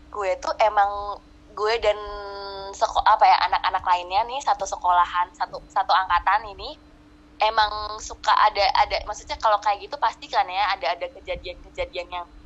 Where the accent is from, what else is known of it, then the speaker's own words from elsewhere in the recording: Cirebon, West Java, Indonesia; itu uh, sekolah gue gue orang Cirebon sekolah gue ana, namanya SMA Negeri 6 Cirebon